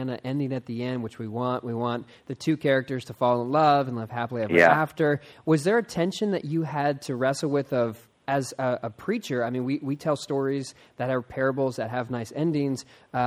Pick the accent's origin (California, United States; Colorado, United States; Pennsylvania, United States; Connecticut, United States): Pennsylvania, United States; Philadelphia; moved away; also born or lived in Audubon, Pennsylvania; I used to live in Philadelphia. I was actually born there.